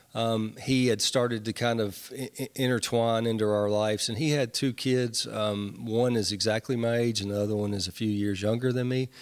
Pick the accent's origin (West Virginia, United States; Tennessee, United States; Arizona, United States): Tennessee, United States; Nashville; I grew up in Nashville